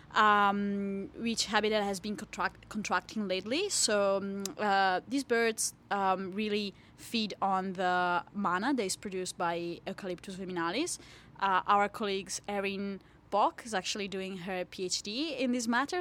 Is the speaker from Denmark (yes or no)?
no; Italy; moved away as an adult; now in Hobart, Australia; I'm from Italy